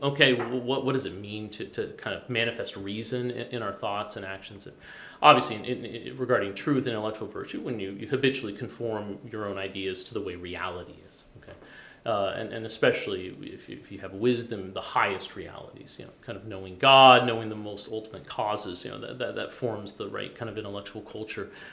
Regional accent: Boulder, Colorado, United States; moved away; I come from Boulder, Colorado.

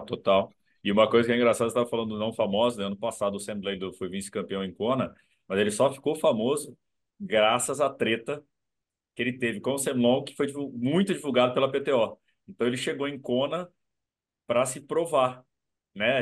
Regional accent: Brazil; eu, eu sou brasileiro, velho. Sou brasileiro

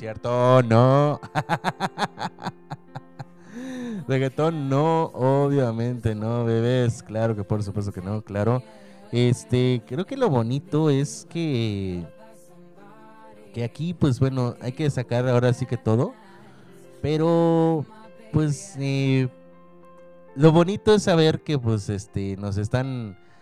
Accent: Mexico; pues somos mexicanos, papá. Mexicanos, yo soy mexicano y esa es mi bandera

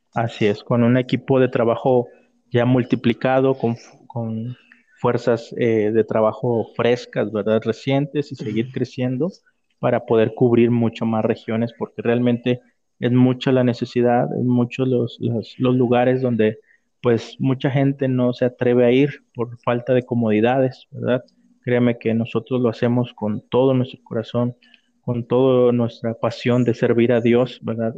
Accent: Chiapas, Mexico; de donde yo soy, que es del estado de Chiapas

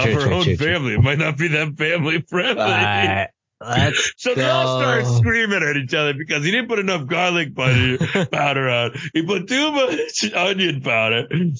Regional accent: Indianapolis, Indiana, United States; now in Annapolis, United States; I grew up in Indianapolis, but now I moved to Annapolis.

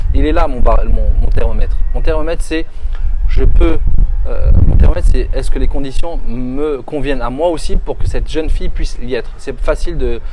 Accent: France; moved away; tu es comme moi, tu vis en France, on a vécu en France, on a grandi en France

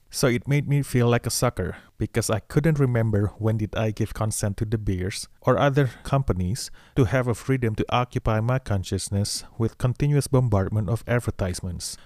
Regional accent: Indonesia; now in Los Angeles, United States; I was born in Indonesia

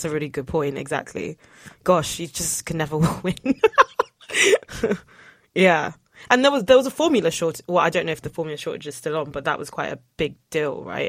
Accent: Nigeria; So I'm Nigerian

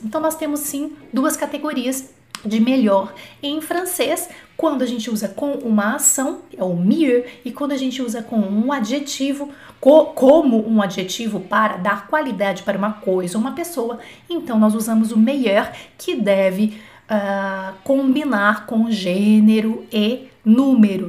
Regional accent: Brazil; nós brasileiros

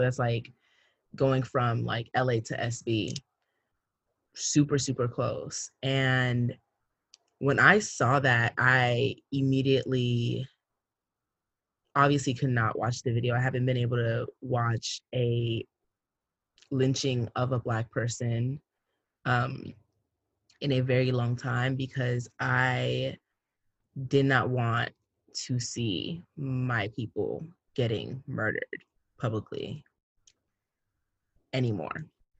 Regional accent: Cameroon; the Anglophone crisis as well that's happening in my home country, Cameroon

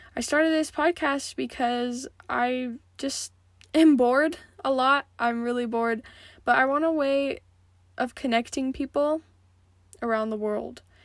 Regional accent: Montana, United States; growing up in Montana, and just being a kid

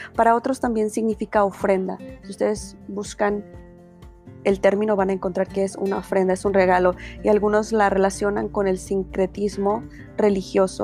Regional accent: Jalisco, Mexico; Yo crecí en el estado de Jalisco y aunque soy mexicana

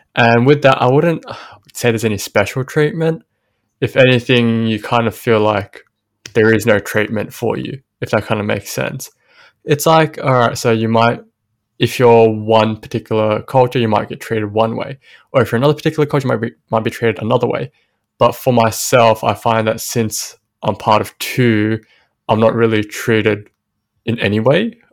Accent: Sydney, New South Wales, Australia; growing up in Western Sydney

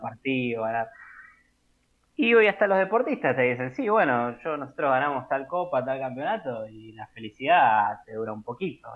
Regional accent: Buenos Aires, Argentina; soy nacido y criado en Caballito, continúo viviendo en Caballito

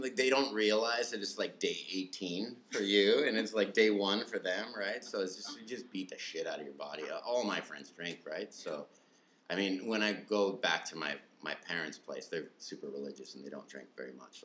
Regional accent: Manitoba, Canada; moved away as an adult; now in Taiwan; I'm from Manitoba, Canada

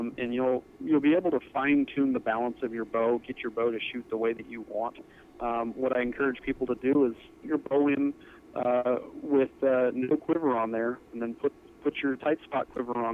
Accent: Napa Valley, Northern California, United States; moved away as an adult; now in Montana, United States; I originally grew up in Northern California in Napa Valley

